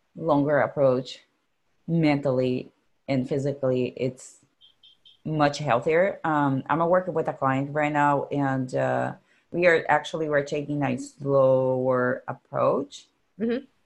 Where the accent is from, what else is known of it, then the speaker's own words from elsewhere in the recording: Brazil; English is a second language; moved away; I'm from Brazil